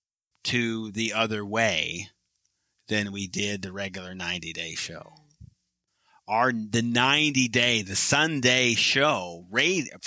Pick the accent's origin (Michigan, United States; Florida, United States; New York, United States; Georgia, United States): Michigan, United States; now in Texas, United States; I am from Michigan, a Red Wings fan. I am transplanted now to Texas